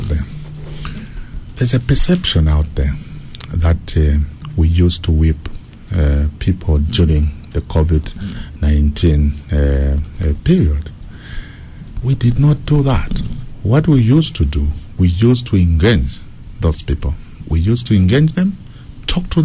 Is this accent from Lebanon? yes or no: no; Ndola, Copperbelt Province, Zambia; also born or lived in Mpongwe, Zambia / Munali, Lusaka, Zambia; now in Lusaka, Zambia; Kabushi, that's my hometown